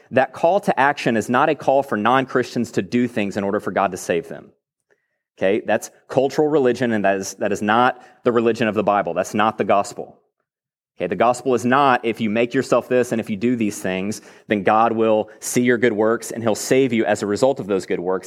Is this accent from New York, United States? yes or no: no; Texas, United States; I grew up in Texas, born and raised here